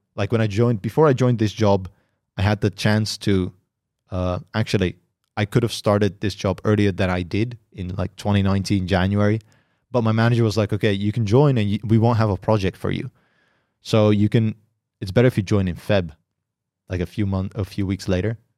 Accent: Netherlands; I'm from the Netherlands.

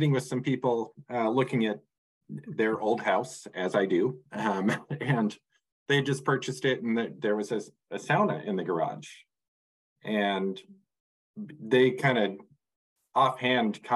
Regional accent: Minnesota, United States; moved away as an adult; now in Burlington, United States; I grew up in Minnesota

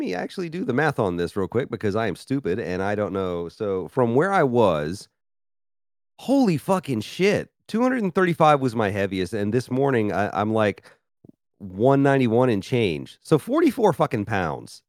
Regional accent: Memphis, Tennessee, United States; moved away as an adult; now in Philadelphia, United States; I grew up in Memphis, Tennessee, and lived in several southern states for a long time.

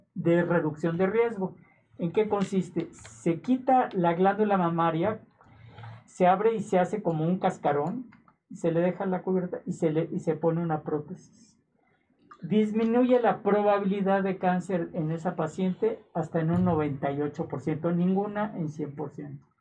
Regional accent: Mexico

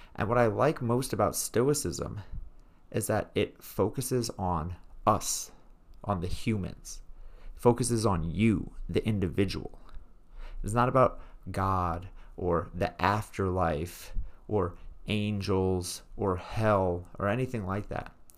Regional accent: New York City, New York, United States; I was raised in Brooklyn, New York, as a very reformed Jew

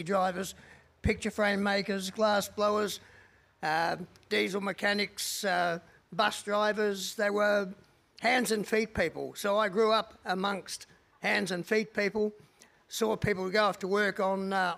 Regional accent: Adelaide, South Australia, Australia; So that was the climate that I grew up under in Adelaide.

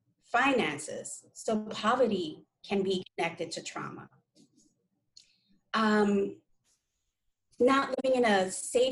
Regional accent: New York City, New York, United States; I grew up in New York City, where in the 80s, there's a lot of crime

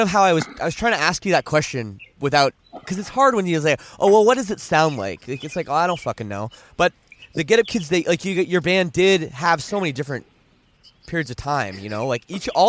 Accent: Canada; I'm from Canada.

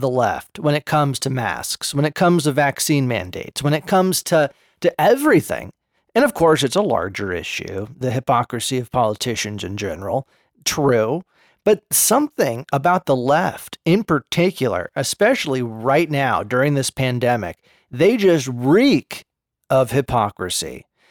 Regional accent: Berkeley, California, United States; I grew up in Berserkly

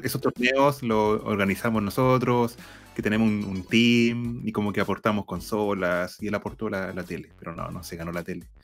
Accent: Concepción, Biobío, Chile; yo soy de Concepción, de Chile

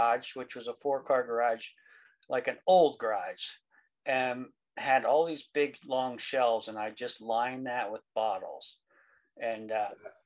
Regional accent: Central Pennsylvania, United States; I'm from Central Pennsylvania. I live about 4 miles south of Carlisle, Pennsylvania

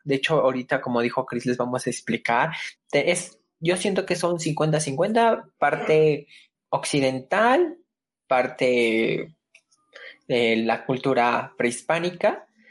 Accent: Mexico; como mexicano tus raíces te llaman

